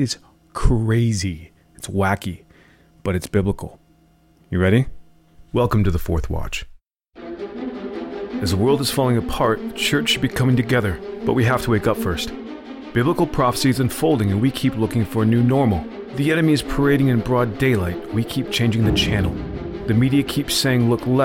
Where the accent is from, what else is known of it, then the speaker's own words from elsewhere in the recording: United States; We, as American Christians